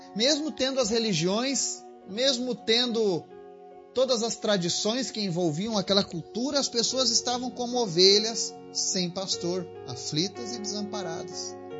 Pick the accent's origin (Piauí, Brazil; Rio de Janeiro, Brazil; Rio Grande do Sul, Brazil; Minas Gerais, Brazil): Rio Grande do Sul, Brazil; now in Bahia, Brazil; Eu sou do Rio Grande do Sul, moro na Bahia